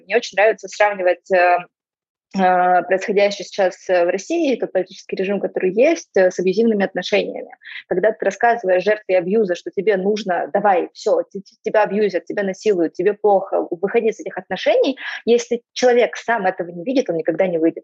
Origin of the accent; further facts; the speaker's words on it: Donetsk, Donetsk Oblast, Ukraine; moved away as an adult; also born or lived in Zaporizhzhia / Moscow; я выросла и родилась в Донецке, и я жила там до начала Первой войны